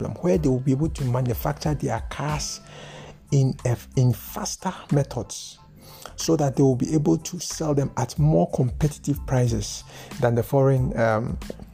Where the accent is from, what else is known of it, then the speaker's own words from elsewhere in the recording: Ghana; I am a Ghanaian